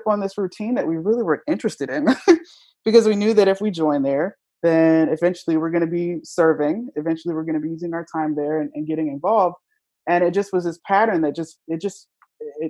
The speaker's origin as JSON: {"language": "English", "region": "Virginia", "country": "United States", "moved": "as an adult", "lives_now": "Philadelphia, United States", "said": "I was from Virginia"}